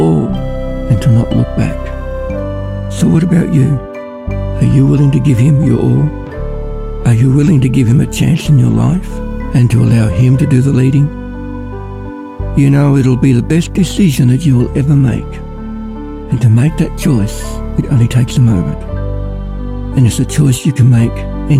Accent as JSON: {"language": "English", "town": "Ballarat", "region": "Victoria", "country": "Australia", "said": "I'm from Ballarat"}